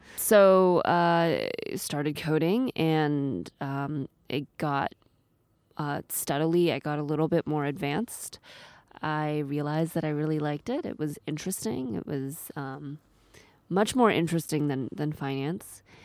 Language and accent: English; Seattle, Washington, United States; moved away as an adult; also born or lived in East Coast / China; now in Japan; I grew up in Seattle, uh, with school on the East Coast